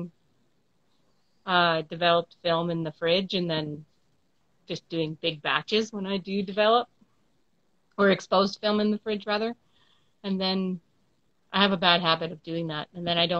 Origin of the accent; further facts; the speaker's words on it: Saskatoon, Saskatchewan, Canada; also born or lived in Toronto; I'm from Saskatoon, Saskatchewan, Canada